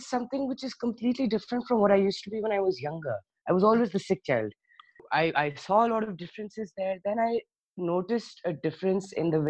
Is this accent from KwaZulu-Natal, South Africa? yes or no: no; Johannesburg, Gauteng, South Africa; also born or lived in Karachi, Pakistan; I was born in Karachi, but I was about 4 years old, barely 4 years old, when my parents shifted us to Johannesburg, South Africa.